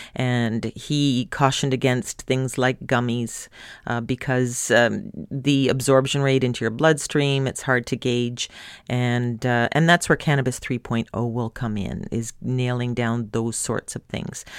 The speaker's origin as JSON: {"language": "English", "country": "Canada", "said": "My home country of Canada"}